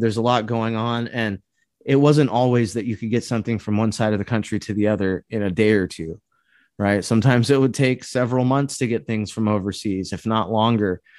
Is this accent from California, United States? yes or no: yes; California, United States; now in Midwest, United States; where I grew up in California